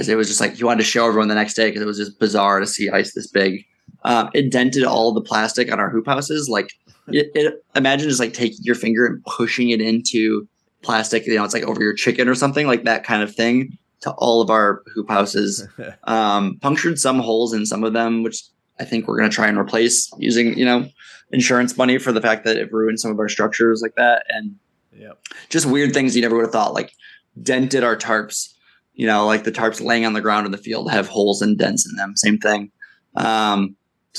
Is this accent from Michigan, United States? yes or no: yes; Michigan, United States; moved away; also born or lived in Tennessee; growing up in Michigan